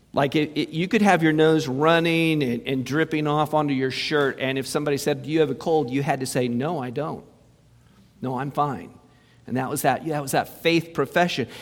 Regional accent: Muncie, Indiana, United States; moved away; Went to Muncie, my hometown.

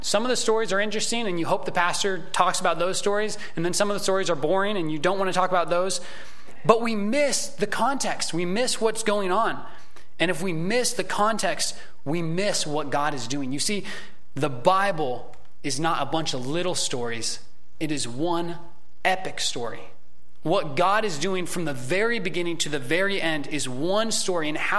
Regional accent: United States; as American Christians

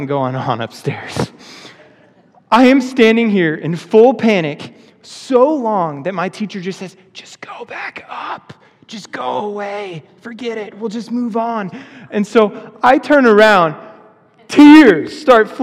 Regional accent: Oregon, United States; I grew up in Oregon, which is like an unchurched state

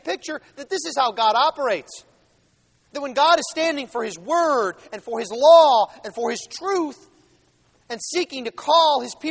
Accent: Buffalo, New York, United States; now in Jackson, United States; We're both from Buffalo

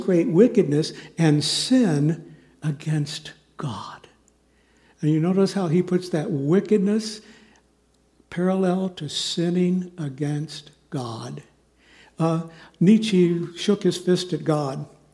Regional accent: Kansas City, Kansas, United States; moved away; also born or lived in Southern California / Chicago; Linda and I grew up in Kansas City, on the Kansas side, thankfully. And we went to rival high schools. I went to Shawnee Mission North High School out in Johnson County

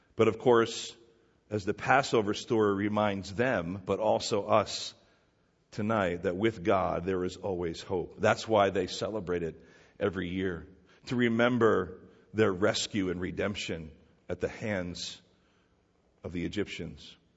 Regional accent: New Jersey, United States; we're all people from New Jersey

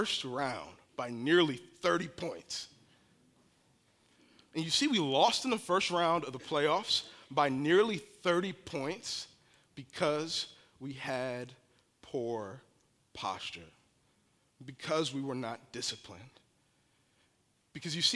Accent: Barberton, Ohio, United States; I lived and grew up in a community in Barberton that rubs right up against Akron and Kenmore.

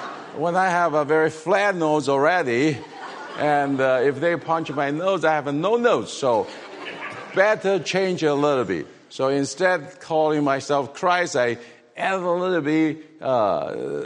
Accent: Taiwan; English is a second language; moved away as an adult; also born or lived in Greenville, United States; we learned English when we were in Taiwan, but then the thing is that they speak English differently than here

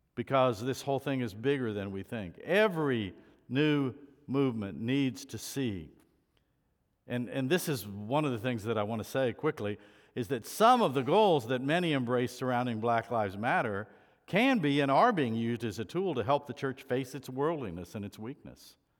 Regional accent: United States; being an American

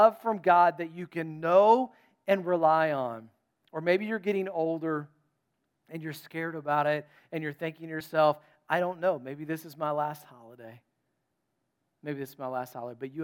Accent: North Carolina, United States; And I was from North Carolina.

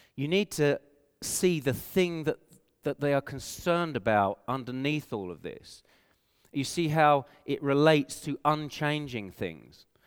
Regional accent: England, United Kingdom; accent: English; moved away as an adult; now in Canada; I have an English accent. And so people know I'm from England

